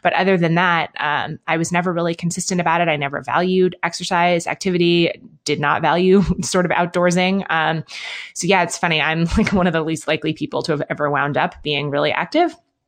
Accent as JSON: {"language": "English", "town": "Manhattan", "region": "New York", "country": "United States", "tie": "born or raised there", "also_born_or_lived": "London", "lives_now": "Bend, United States", "said": "I grew up in Manhattan and in London. So I live in Bend, Oregon now, which is smaller than those places and more outdoorsy than those places."}